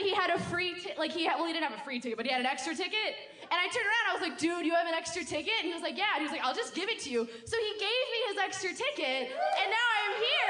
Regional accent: Minnesota, United States; moved away as an adult; now in Chicago, United States; I'm from Minnesota. I go to college here.

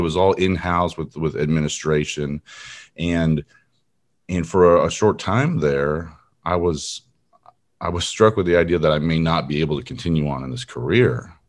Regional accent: California, United States; now in Texas, United States; I grew up in Southern California near Long Beach. I don't really claim it anymore. I've been in Texas for over 20 years, so I claim this as my home now.

